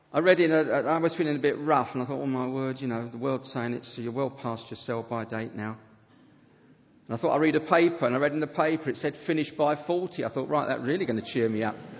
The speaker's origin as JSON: {"language": "English", "town": "Harrow", "region": "London", "country": "United Kingdom", "said": "a self centered consumer from Harrow"}